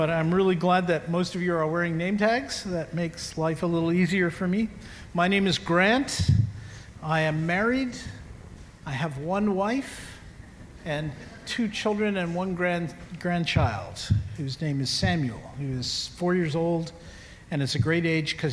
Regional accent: Canada; I'm a Canadian

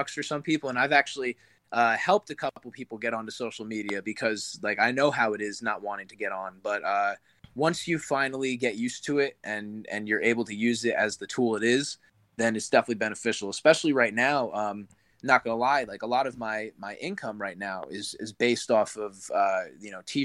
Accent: New Jersey, United States; I'm from New Jersey

